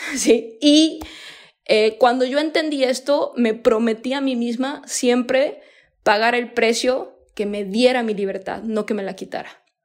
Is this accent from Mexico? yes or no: yes; Mexico; moved away as an adult; also born or lived in United States; yo soy mexicana